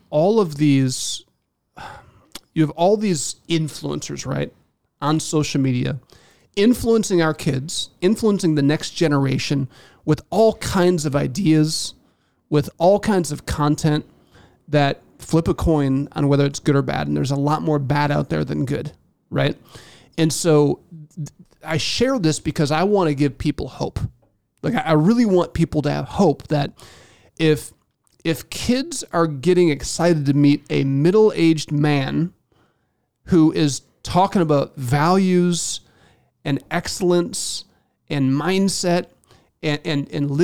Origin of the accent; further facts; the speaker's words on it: Indiana, United States; I'm from Indiana